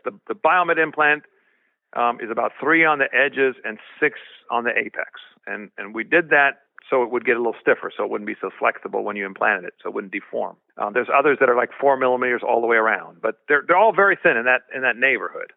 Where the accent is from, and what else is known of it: Sacramento area, California, United States; born or raised there; also born or lived in Berlin, Germany